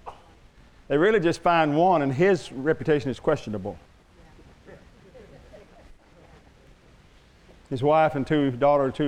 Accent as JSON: {"language": "English", "region": "Oklahoma", "country": "United States", "said": "I'm from Oklahoma"}